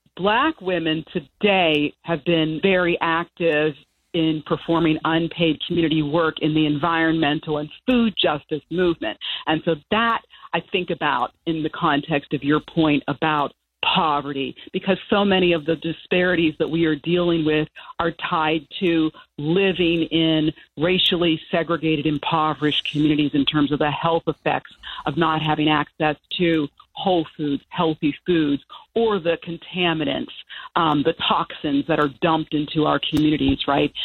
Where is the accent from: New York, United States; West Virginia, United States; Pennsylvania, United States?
Pennsylvania, United States; Chambersburg; moved away as an adult; also born or lived in Maryland / Amherst, Massachusetts; I grew up in a uh, small town in Pennsylvania called Chambersburg